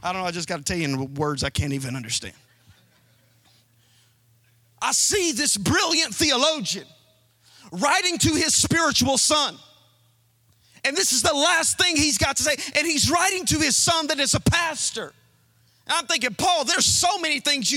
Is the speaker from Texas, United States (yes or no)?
no; Alabama, United States; I'm from Alabama.